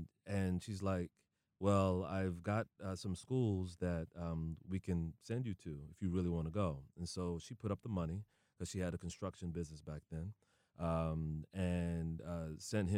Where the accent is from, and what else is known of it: Houston, Texas, United States; born or raised there; also born or lived in Oklahoma